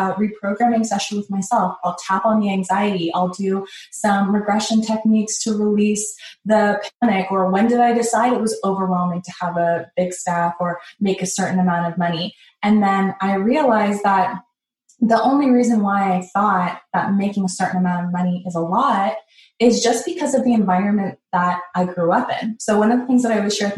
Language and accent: English; Canada; I grew up in Canada here in this city.